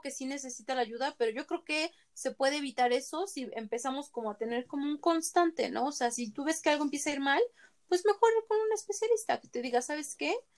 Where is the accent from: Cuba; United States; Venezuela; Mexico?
Mexico; nosotros ah, como mexicanos